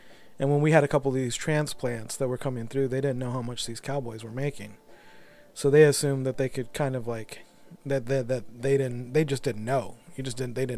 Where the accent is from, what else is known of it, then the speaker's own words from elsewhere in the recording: Texas, United States; I'm a Texican, you know, and you know, so a lot of my lineage is 7 to 8 generations in Texas